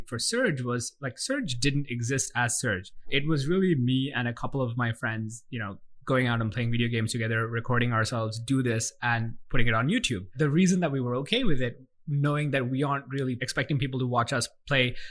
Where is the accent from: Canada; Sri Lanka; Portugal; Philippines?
Sri Lanka; Colombo, Western Province; also born or lived in Melbourne, Australia; I grew up, and I still live here in Colombo, Sri Lanka